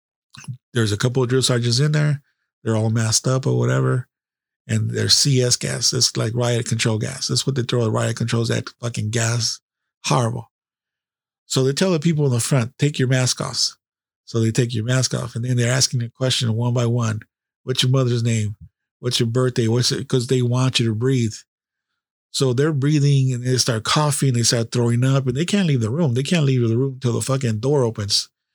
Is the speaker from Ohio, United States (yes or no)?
no; California, United States; Where are you from? California.